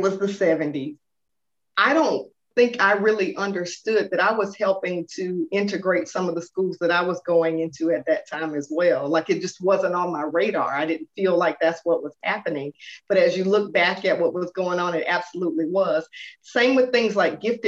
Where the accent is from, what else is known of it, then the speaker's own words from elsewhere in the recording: Atlanta, Georgia, United States; born and raised right here, Metro Atlanta